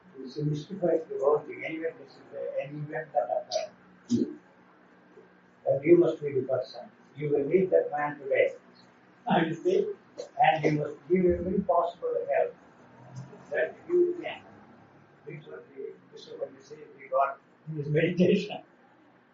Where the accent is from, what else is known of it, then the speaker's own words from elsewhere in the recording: India; moved away as an adult; I'm from India.